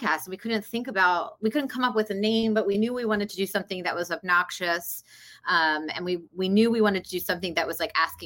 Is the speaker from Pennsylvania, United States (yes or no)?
yes; Philadelphia, Pennsylvania, United States; moved away; also born or lived in South Jersey; I'm also born and raised in the Philadelphia, South Jersey area